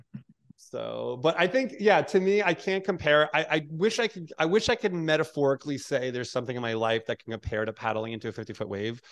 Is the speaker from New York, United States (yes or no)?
yes; New York, United States; moved away as an adult; now in Hawaii, United States; I was born in New York and raised in New York and worked in New York